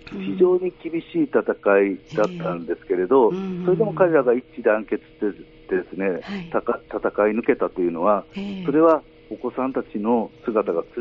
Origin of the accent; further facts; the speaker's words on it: Kobe, Hyogo, Japan; そして私のふるさとでもあるんですけれど、はい、えー、神戸の元町映画館では